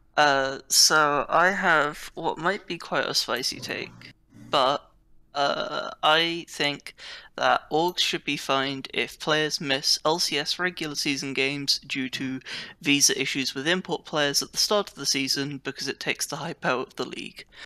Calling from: United Kingdom; I'm calling from the United Kingdom

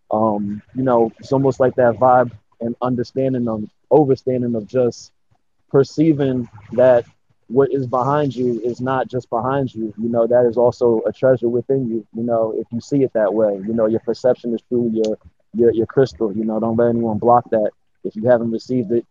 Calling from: Los Angeles, California, United States; Uh, I'm over here in LA, um, representing Jer as always, you know. But um, LA, you know, out here just doing my thing

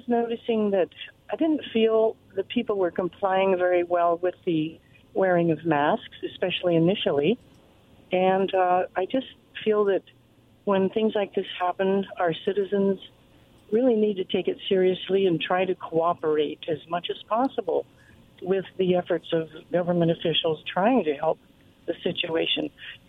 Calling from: Kennewick, Washington, United States; I am in Kennewick.

